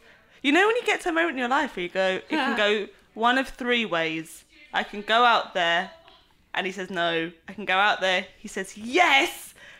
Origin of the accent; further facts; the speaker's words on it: Croydon, London, United Kingdom; I'm not even a Cockney, I'm from Croydon.